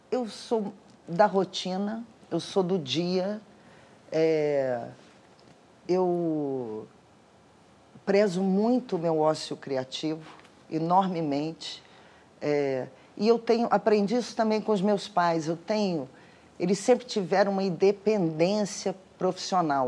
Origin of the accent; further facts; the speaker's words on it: Rio de Janeiro, Brazil; Eu sou carioca, moro no Rio de Janeiro